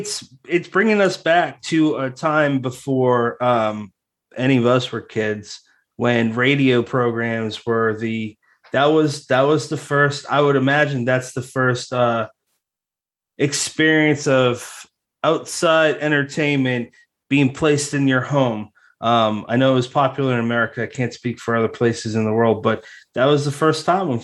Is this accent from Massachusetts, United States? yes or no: yes; Massachusetts, United States; now in New Jersey, United States; It's it's illegal in my home state of Massachusetts. It's also legal as of this or last year, can't remember, in my new state, New Jersey.